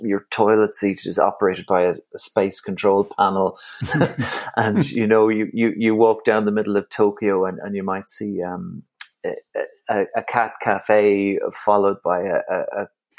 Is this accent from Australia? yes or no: no; Galway, Connacht, Ireland; accent: Irish; also born or lived in Dublin; now in Wicklow, Ireland; I'm born in Dublin, but I grew up in Galway, and now I'm living in Wicklow